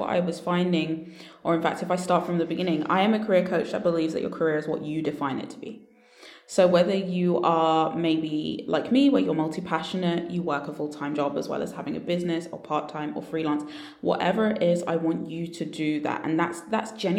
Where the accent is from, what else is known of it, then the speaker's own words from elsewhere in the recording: London, United Kingdom; You've guessed the accent right. Yes, I am from London.